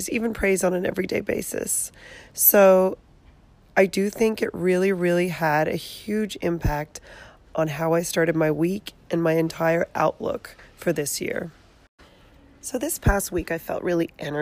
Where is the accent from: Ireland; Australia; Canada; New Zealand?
Australia; moved away as an adult; also born or lived in San Jose, California; now in California, United States; I grew up in Australia, born and raised